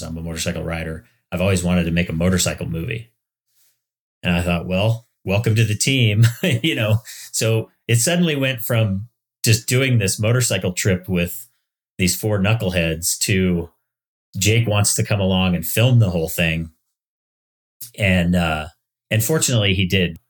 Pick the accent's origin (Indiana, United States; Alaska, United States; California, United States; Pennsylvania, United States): Alaska, United States; Palmer; moved away as an adult; also born or lived in Oregon / Washington / Florida; now in Estes Park, United States; I grew up in Palmer, Alaska, which, you know, has a lot of hayfields.